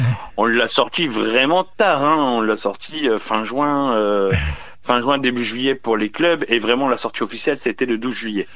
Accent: Sedan, Grand Est, France; à l'origine, euh, je suis du Nord-Est. Je suis euh, de Sedan, et, à côté de Charleville-Mézières

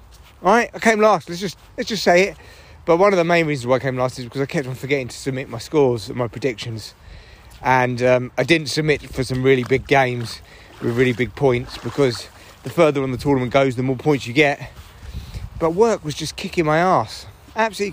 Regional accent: England, United Kingdom; being English

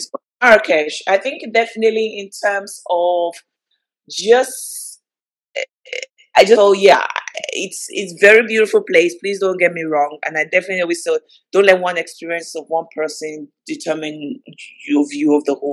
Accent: Nigeria; obviously start with my hometown, start in Nigeria. Like, come on, like Nigerians, like we give, we're the party.

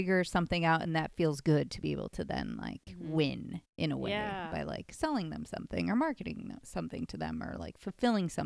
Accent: Midwest, United States; now in Los Angeles, United States; I grew up in the Midwest.

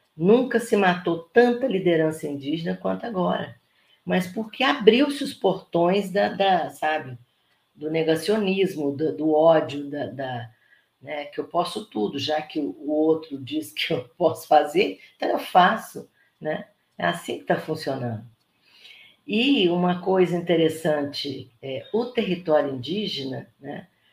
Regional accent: Brazil; nós deixamos de ser brasileiros

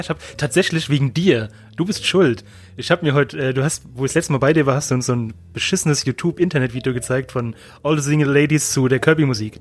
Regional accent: Germany; ich bin doch Deutscher

